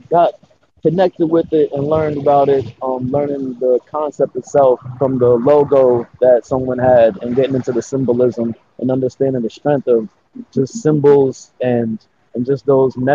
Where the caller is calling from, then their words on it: Los Angeles, California, United States; Uh, I'm over here in LA, um, representing Jer as always, you know. But um, LA, you know, out here just doing my thing